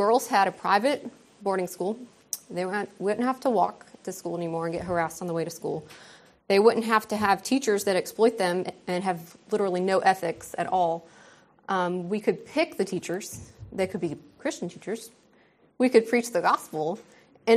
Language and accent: English; United States; moved away as an adult; also born or lived in Ukerewe, Tanzania; now in Tanzania; my privilege as an American